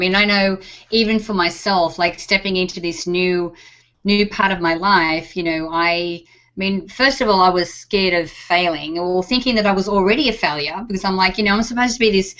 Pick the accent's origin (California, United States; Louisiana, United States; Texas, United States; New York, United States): Texas, United States; accent: Texas; with my Texas accent, right?